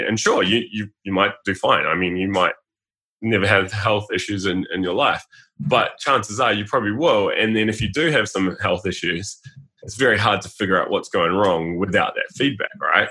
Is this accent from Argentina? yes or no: no; New Zealand; Being a New Zealander, I think every male plays rugby